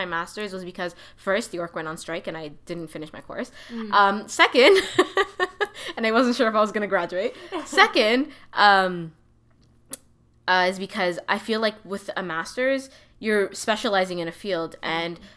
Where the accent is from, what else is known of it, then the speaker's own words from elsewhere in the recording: Toronto, Ontario, Canada; I grew up in Toronto.